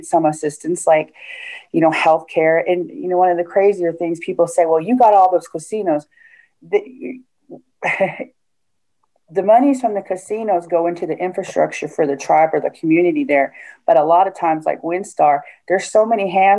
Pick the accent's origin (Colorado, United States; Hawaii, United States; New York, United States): Colorado, United States; Denver; moved away as an adult; also born or lived in South Dakota; now in Texas, United States; mainly raised in the Denver area